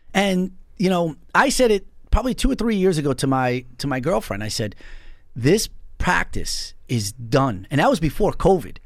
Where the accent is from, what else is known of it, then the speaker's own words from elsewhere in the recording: North Babylon, New York, United States; I'm originally from North Babylon.